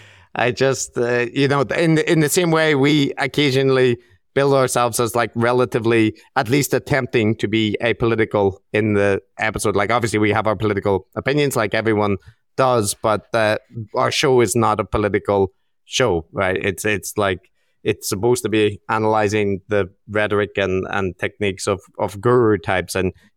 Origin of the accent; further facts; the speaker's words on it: Northern Ireland, United Kingdom; yeah, I grew up in Northern Ireland where we have the NHS.